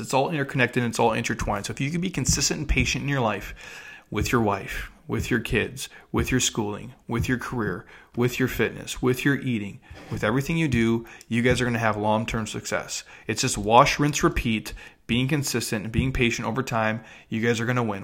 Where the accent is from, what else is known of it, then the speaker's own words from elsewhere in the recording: Midwest, United States; I'm from the Midwest